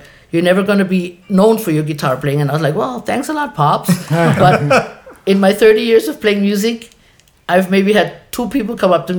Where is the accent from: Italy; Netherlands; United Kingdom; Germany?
Germany; moved away as an adult; now in Hawaii, United States; made in Hawaii, born and raised in Germany. 18 years, 17 too many